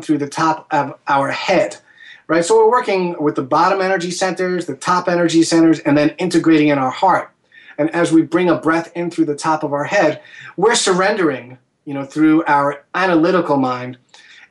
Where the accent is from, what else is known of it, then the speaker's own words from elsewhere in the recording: New York, United States; as a New Yorker